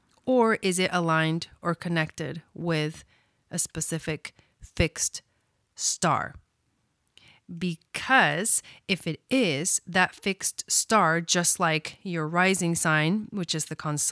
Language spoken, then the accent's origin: English; Villa Dolores, Córdoba, Argentina; born there; I was born in Argentina, a small town in Argentina called Villa Dolores.